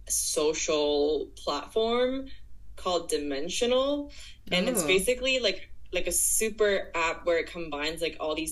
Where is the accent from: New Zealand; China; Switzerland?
China; Guangzhou, Guangdong; also born or lived in United States / United Kingdom / Hong Kong; now in Shanghai, China; I am originally from Guangzhou. I grew up there